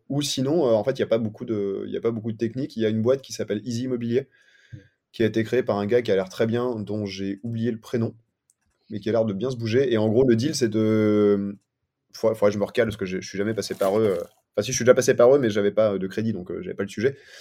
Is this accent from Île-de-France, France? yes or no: yes; Paris, Île-de-France, France; moi je viens de Paris à la base